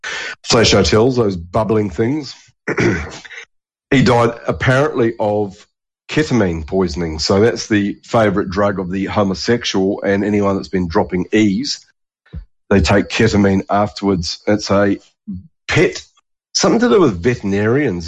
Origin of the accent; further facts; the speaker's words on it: New Zealand; moved away as an adult; now in Australia; growing up in New Zealand